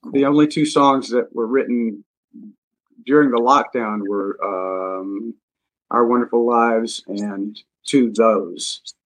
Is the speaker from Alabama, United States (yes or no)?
yes; Montgomery, Alabama, United States; moved away as an adult; I was back in my hometown, hometown in Montgomery, Alabama, uh, and playing in a bowling alley lounge with my buddies from high school